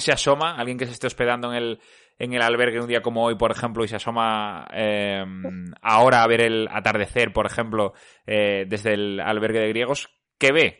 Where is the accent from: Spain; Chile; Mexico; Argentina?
Spain; Extremadura; yo que soy de Extremadura